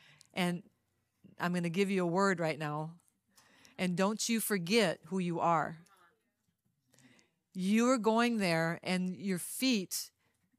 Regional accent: Louisiana, United States; I'm Cajun. I come from Louisiana

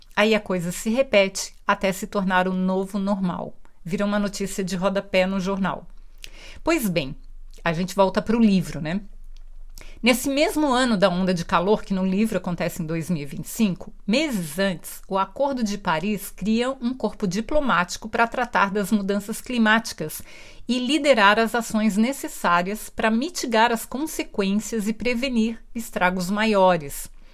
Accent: Brazil; eu sou brasileira

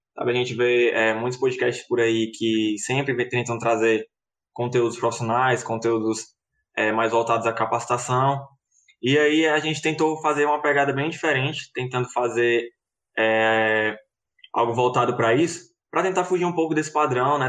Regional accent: Fortaleza, Ceará, Brazil; now in Caucaia, Brazil; eu não nasci, né, no interior, já nasci aqui. Em, na verdade, eu moro em Calcaia, não moro em Fortaleza.

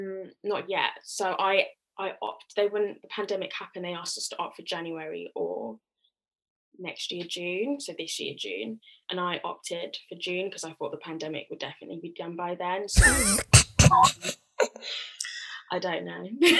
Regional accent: Nigeria; I'm a Nigerian girl, and you know, university is like a big deal.

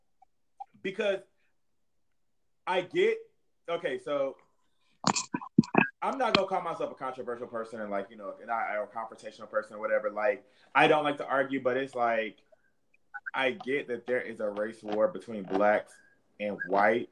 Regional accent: Indiana, United States; growing up in Indiana, the culture that I've seen

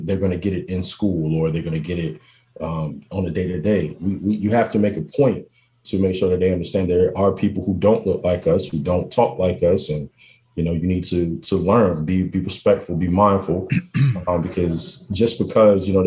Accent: Portsmouth, Virginia, United States; I grew up in Portsmouth, right? One of the poorest neighborhoods in Portsmouth, with the Fairwood Homes, Cannon Park

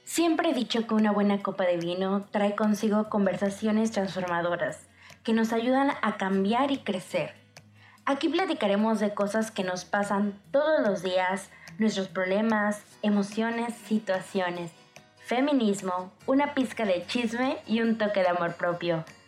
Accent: Mexico; vivimos como sociedad mexicana

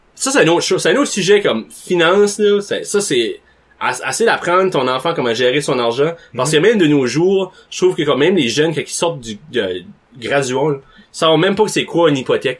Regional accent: Nicolas-Denys, New Brunswick, Canada; moved away; quand j'étais par chez nous, en Haut-Nicolas-Denis

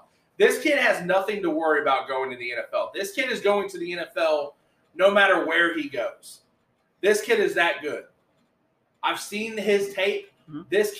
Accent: Texas, United States; As a kid growing up in Texas

